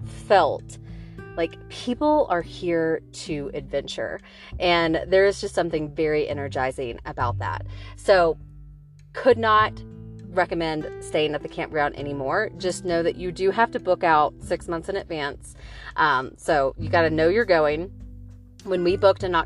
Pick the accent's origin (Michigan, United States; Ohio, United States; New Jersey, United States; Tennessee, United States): Tennessee, United States; Nashville; I am from Nashville, Tennessee